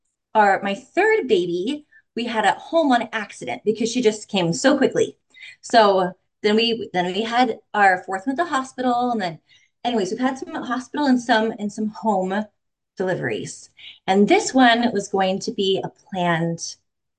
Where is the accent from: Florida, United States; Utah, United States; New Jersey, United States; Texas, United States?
Utah, United States; also born or lived in Arizona; now in Missouri, United States; I'm from Utah. We're also from Arizona. We've also lived in Michigan, Colorado, Kentucky, Indiana.